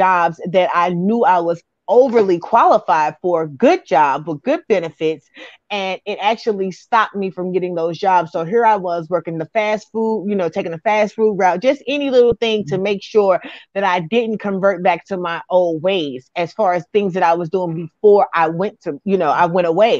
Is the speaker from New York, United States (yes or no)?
yes; New York City, New York, United States; also born or lived in Alton, Illinois; now in St. Louis, United States; I was actually born and raised in Brooklyn, New York, and then I relocated to Alton, Illinois.